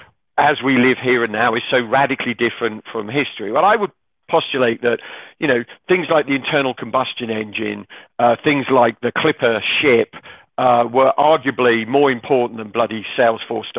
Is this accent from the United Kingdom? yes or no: yes; United Kingdom; also born or lived in Manhattan / Denver / Colorado; now in Chicago, United States; I'm a Brit